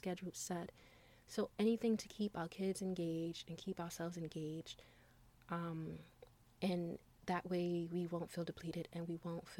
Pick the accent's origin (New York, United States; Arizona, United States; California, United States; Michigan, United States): New York, United States; New York City; growing up in New York City